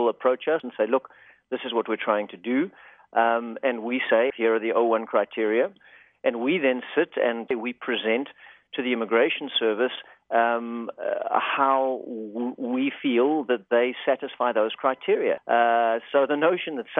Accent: South Africa; now in Los Angeles, United States; I actually grew up in South Africa, and I came to the States as a sort of accidental immigrant.

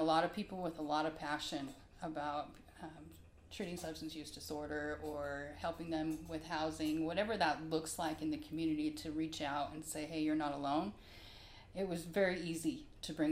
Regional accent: Salt Lake City, Utah, United States; moved away; also born or lived in Miami, Florida / the South; I grew up in Salt Lake as a child and then moved all over down south and had just recently come from Miami

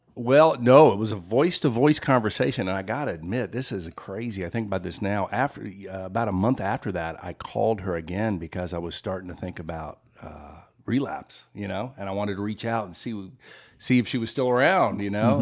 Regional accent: Memphis, Tennessee, United States; moved away as an adult; also born or lived in Los Angeles; now in Greensboro, United States; I grew up in Memphis, but I, I lived out in Los Angeles for about twenty years

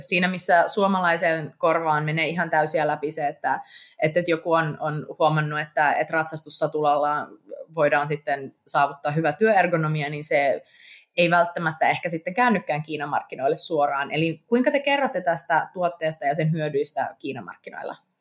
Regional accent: Eastern Finland, Finland; moved away; itsekin olen Itä-Suomesta

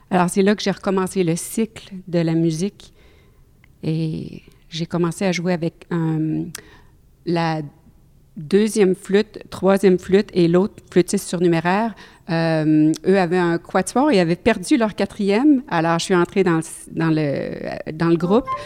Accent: Quebec City, Quebec, Canada; first language French; moved away as an adult; also born or lived in Ottawa; now in Regina, Canada; jazz, flûtiste, flûtiste jazz, demeurant à Regina, en Saskatchewan et originaire de Québec.

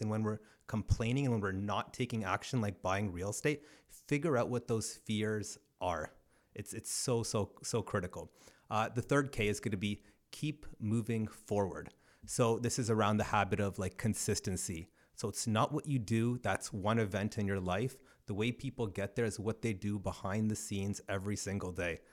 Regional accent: Brantford, Ontario, Canada; also born or lived in Cambridge, Ontario; was born in Cambridge, but then grew up uh, between Ancaster and Brantford.

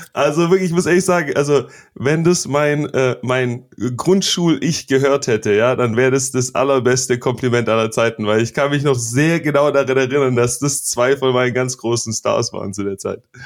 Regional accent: Stuttgart, Baden-Württemberg, Germany; now in United States; ich bin in, in Stuttgart zwar groß geworden

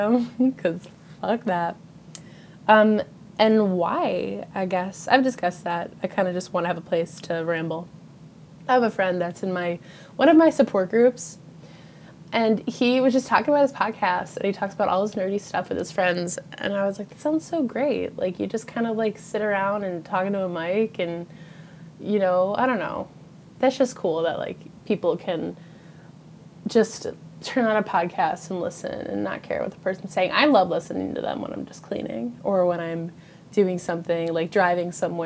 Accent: Western New York, United States; I live in Western New York. I do not live in New York City. Every time I tell someone that I'm from New York

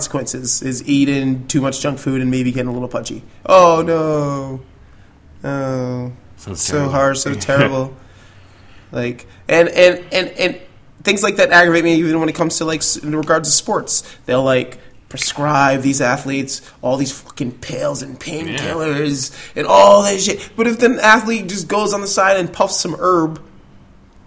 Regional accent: Jamaica; now in United States; Being a Jamaican

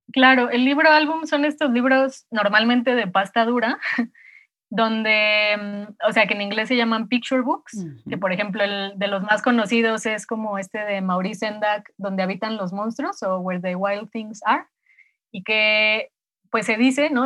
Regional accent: Mexico City, Mexico; also born or lived in Morelia; nací en, en Morelia y me vine a los cinco años, cuatro o cinco años a vivir a la Ciudad de México, de donde son mis papás

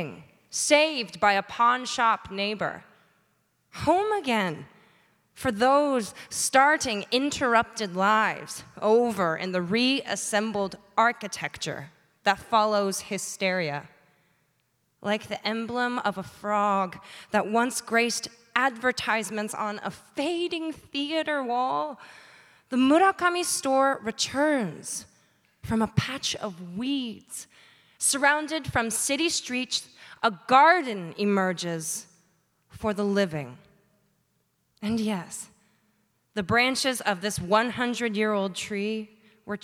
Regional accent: Georgia, United States; now in Bainbridge Island, United States; I live on Bainbridge Island, but I'm from Georgia, where I was born and raised

